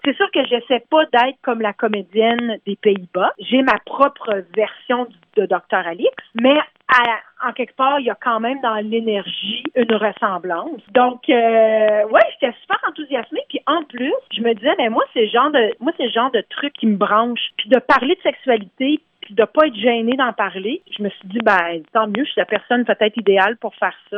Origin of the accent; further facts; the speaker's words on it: Canada; moved away as an adult; now in Toronto, Canada; ça fait une vingtaine d'années que je suis à Toronto. Je suis originaire de la région d'Ottawa-Gatineau